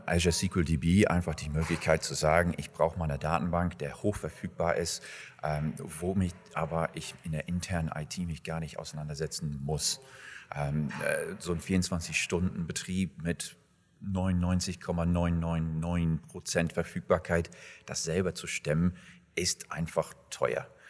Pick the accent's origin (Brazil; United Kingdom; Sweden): United Kingdom; England; moved away as an adult; now in Germany; Gebürtig bin ich eigentlich aus England und äh, lebe seit 15, 16 Jahren in Deutschland.